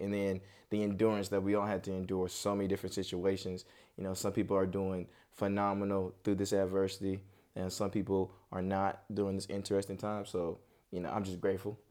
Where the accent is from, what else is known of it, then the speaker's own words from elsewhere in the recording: Charlotte, North Carolina, United States; also born or lived in Oakland, California / Tracy, California; Charlotte, Charlotte is really what raised me. I was born out in Cali